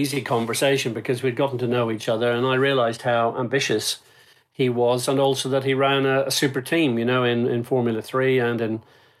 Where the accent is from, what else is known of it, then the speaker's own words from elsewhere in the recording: Northern Ireland, United Kingdom; you can imagine growing up in Ireland and having Lancia Stratos coming flat out towards you at 130 miles an hour. It was a pretty amazing experience. And so then I kind of migrated across the circuit racing. We have one racetrack in Northern Ireland, Kirkeston